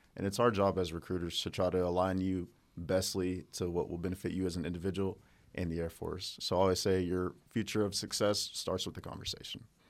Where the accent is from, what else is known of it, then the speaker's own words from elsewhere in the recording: Hobart, Oklahoma, United States; Oklahoma, uh, born and raised in a small town called Hobart